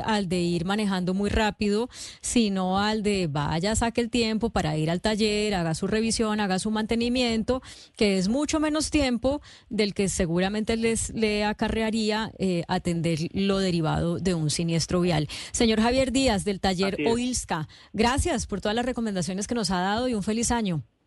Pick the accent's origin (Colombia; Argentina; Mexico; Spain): Colombia; los colombianos